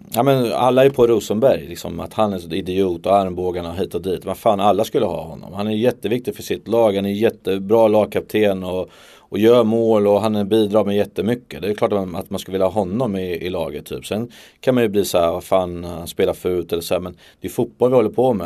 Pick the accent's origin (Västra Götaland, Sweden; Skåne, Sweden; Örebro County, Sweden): Örebro County, Sweden; Örebro; jag är där i min hemstad. Jag är uppvuxen med att ha cyklat ner till Eiravallen